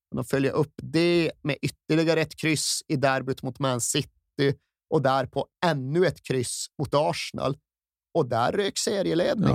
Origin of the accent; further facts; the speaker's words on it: Malmberget, Norrbotten County, Sweden; jag satt hemma i Malmberget